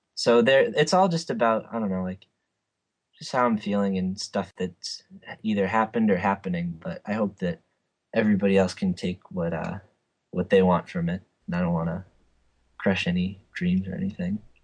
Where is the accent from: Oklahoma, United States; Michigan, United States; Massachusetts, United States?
Massachusetts, United States; North Andover; I'm from North Andover, a small town outside of Boston